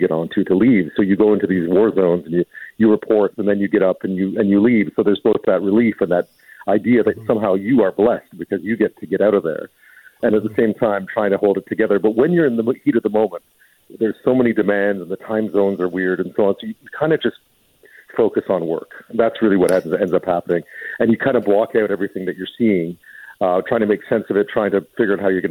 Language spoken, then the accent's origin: English; Montreal, Quebec, Canada; I grew up in Montreal.